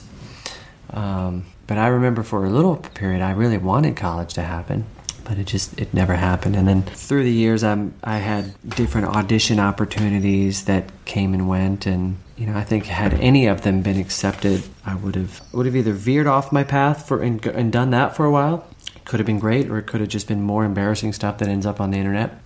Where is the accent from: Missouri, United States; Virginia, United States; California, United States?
Virginia, United States; growing up in Virginia